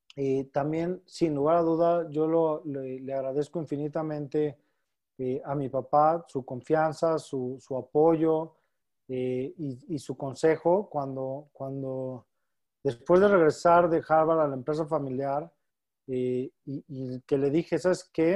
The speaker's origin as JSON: {"language": "Spanish", "country": "Mexico", "said": "Toda nuestra familia está aquí en México y, sin lugar a dudas somos muy familiares. Eh, como buenos mexicanos, muéganos"}